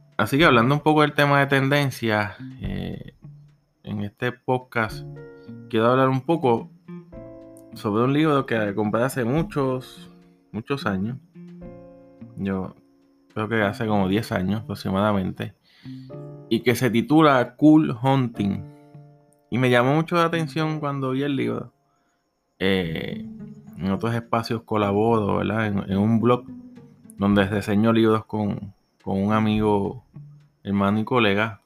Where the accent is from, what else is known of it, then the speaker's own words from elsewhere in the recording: Puerto Rico; Soy de Puerto Rico